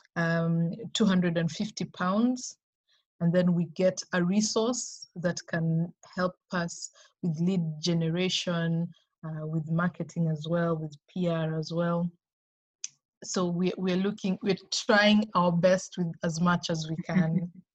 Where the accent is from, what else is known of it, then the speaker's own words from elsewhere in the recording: Kenya; We are operating in Kenya. Okay. That's my home country.